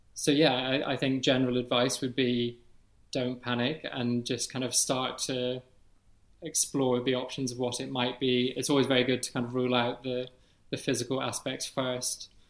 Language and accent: English; Edinburgh, Scotland, United Kingdom; I'm 30 years old, and I'm from Edinburgh.